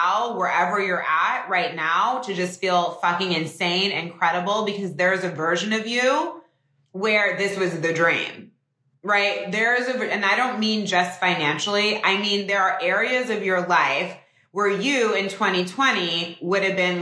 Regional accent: Northern California, United States; moved away; I'm from Northern California. It's so nice. I like still go home to the house that I grew up in.

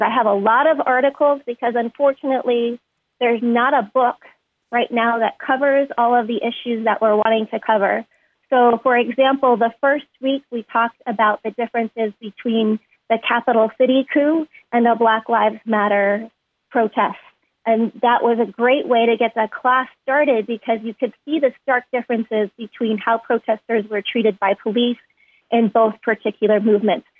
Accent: New York, United States; I grew up primarily actually in New York State

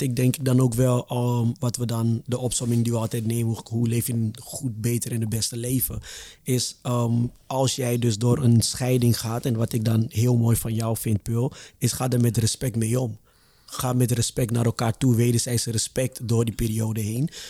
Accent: Ghana; ik ben zelf Ghanese

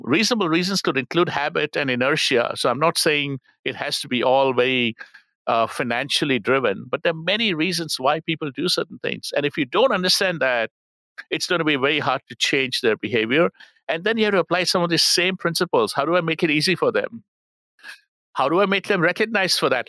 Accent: India; moved away; I'm from India

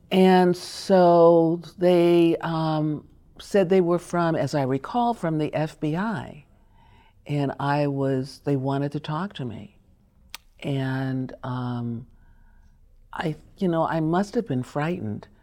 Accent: New York, United States; also born or lived in Chicago; so we lived in Harlem when we moved from, I was born in Chicago

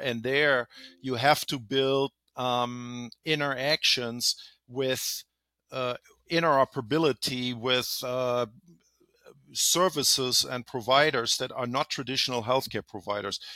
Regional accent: Germany; moved away as an adult; now in California, United States; I'm originally from Germany, live here in California for over twenty years.

